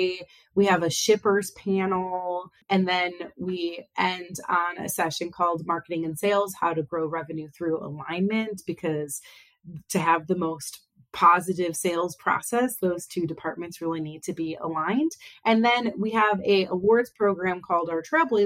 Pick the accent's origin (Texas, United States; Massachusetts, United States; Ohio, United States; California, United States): Ohio, United States; Northeast; also born or lived in Athens, Ohio / Akron, Ohio / Cleveland, Ohio; I've lived in Northeast Ohio pretty much my whole life.